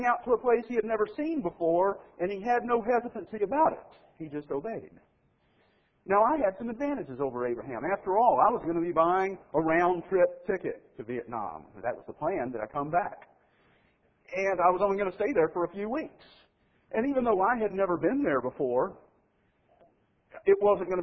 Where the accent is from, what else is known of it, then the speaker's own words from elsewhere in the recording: Mississippi, United States; moved away; I grew up in Mississippi